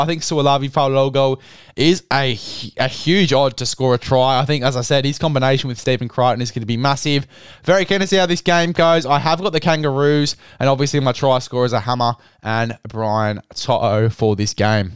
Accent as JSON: {"language": "English", "country": "Australia", "said": "I'm an Australian"}